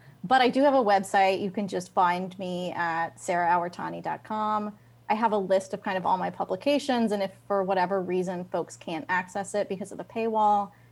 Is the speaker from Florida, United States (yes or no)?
yes; Gainesville, Florida, United States; moved away; also born or lived in Chicago / Washington, District of Columbia, United States; I was born and raised in Gainesville, Florida.